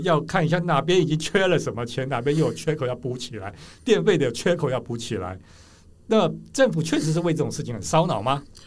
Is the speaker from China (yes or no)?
no; Taiwan; 我们台湾人本来就是很习惯卖肝、努力工作上班的